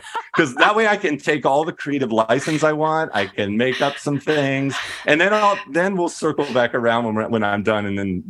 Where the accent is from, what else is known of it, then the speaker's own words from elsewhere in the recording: Kentucky, United States; This is, you know, growing up in Kentucky.